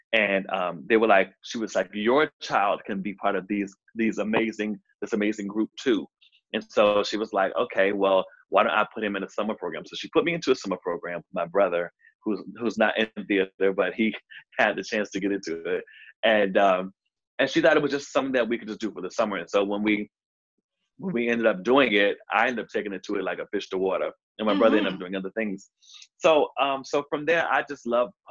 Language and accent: English; Norfolk, Virginia, United States; also born or lived in Richmond, Virginia; I am from Norfolk, Virginia. I was born in Richmond, but I was raised in Norfolk. And you can probably hear the accent right there